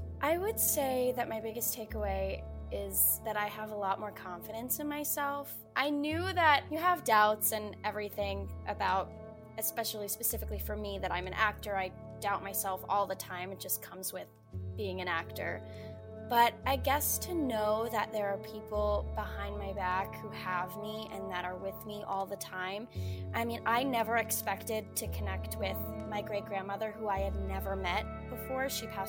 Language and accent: English; Staten Island, New York, United States; I'm from Staten Island, New York.